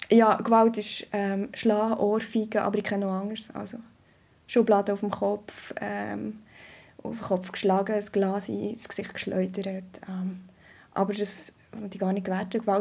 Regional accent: Bern, Switzerland; Wir sind auf dem Land aufgewachsen, in einem kleinen Ort, im Emmental. Und äh, meine Eltern hatten ein, ein Bauernhaus, aber sie waren nicht mehr landwirtschaftlich tätig.

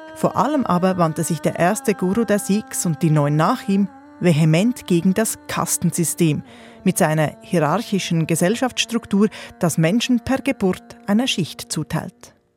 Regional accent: Switzerland; bei uns in der Schweiz

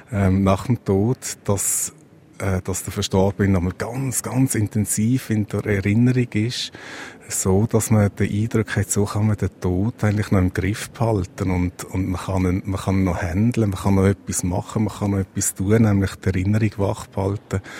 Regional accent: Switzerland; weil ich auch relativ reich bin, als Schweizer oder als Schweizerin

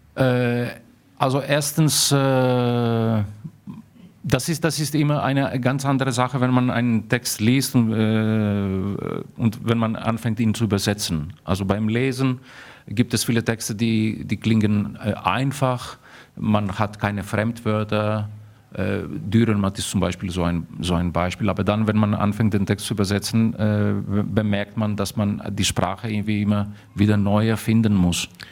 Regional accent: Athens, Attica, Greece; moved away as an adult; also born or lived in Darmstadt, Germany; Ich bin in Athen aufgewachsen

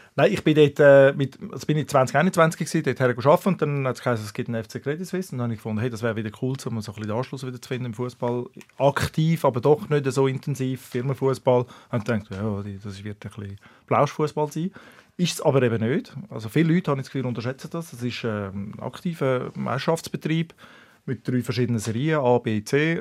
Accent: Zurich, Switzerland; in Altstädten aufgewachsen.

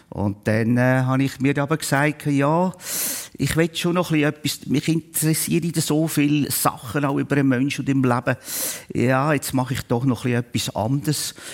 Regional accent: Schwyz, Switzerland; born there; Ja, ich bin äh, eben Ende 1955 geboren worden im Kanton Schweiz.

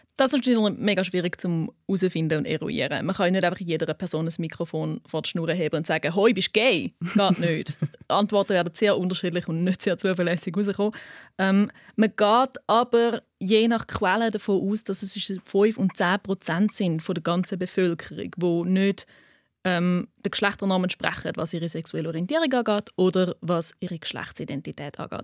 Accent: Switzerland; accent: Swiss German; first language Swiss German; Schweizerdeutsch ist auch meine Muttersprache

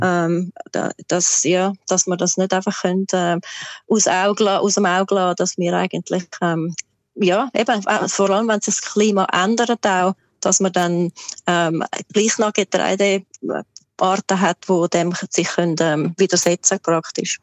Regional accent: Switzerland; moved away as an adult; also born or lived in Volketswil; now in Queensland, Australia; bei uns in der Schweiz

